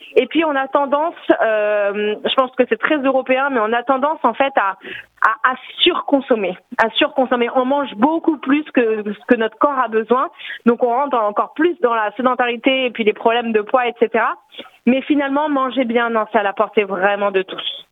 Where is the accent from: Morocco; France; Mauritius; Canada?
France; Alsace, Grand Est; accent: Alsatian; moved away as an adult; now in Paris, France; je suis une alsacienne expatriée mais euh, facilement reconnaissable parce que malgré mes 35 ans à vivre à Paris, je n'ai pas perdu mon accent.